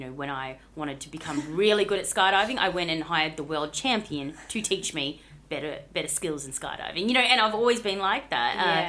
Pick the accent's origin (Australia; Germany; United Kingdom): Australia; Bunbury, Western Australia; In WA. So, down south in Bunbury.